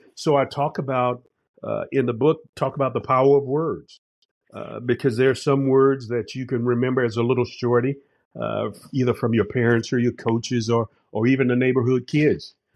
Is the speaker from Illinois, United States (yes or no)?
no; Jacksonville, Florida, United States; growing up on the west side of Jacksonville in a place called Town